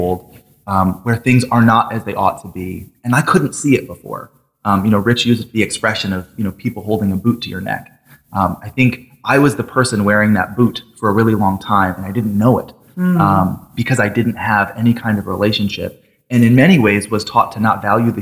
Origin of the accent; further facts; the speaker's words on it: Thomaston, Connecticut, United States; also born or lived in Waterbury, Connecticut; born in Waterbury, raised in Thomaston